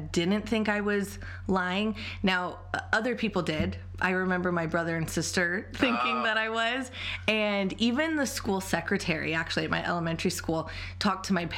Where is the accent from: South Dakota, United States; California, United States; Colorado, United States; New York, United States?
California, United States; Central Coast of; I grew up on the Central Coast of California, and I had a totally normal childhood